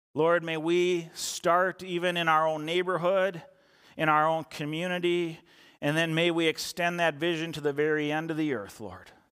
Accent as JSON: {"language": "English", "town": "Eden Prairie", "region": "Minnesota", "country": "United States", "tie": "born or raised there", "also_born_or_lived": "Chisago Lakes area, Minnesota", "said": "growing up in Eden Prairie, I played football from fourth grade through high school"}